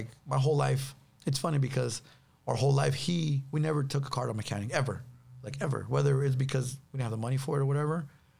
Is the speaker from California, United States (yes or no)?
yes; Los Angeles, California, United States; South Central LA.